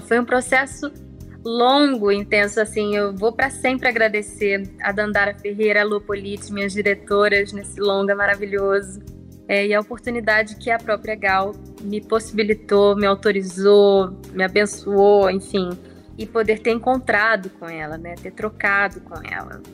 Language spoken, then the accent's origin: Portuguese; Germany; now in Brazil; têm essa ligação com o meu país natal